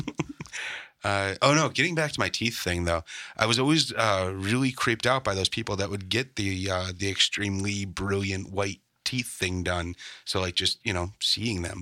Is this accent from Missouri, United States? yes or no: no; Chicago, Illinois, United States; growing up in Chicago